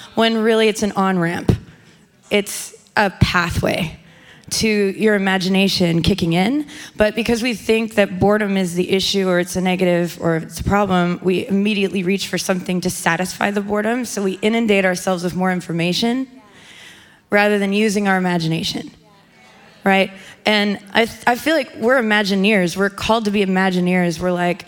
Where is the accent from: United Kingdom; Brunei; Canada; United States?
Canada; I grew up in Canada